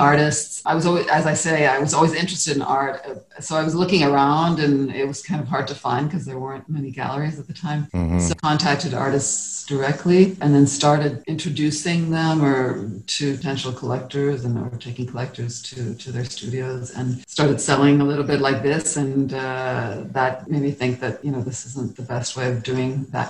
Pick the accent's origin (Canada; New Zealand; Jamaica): Canada; Toronto, Ontario; moved away as an adult; also born or lived in France; now in Prague, Czech Republic; I am Canadian, but from the English-speaking part of Canada, from Toronto.